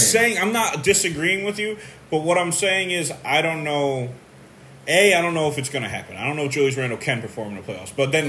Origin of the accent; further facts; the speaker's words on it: New York, United States; I'm a New Yorker.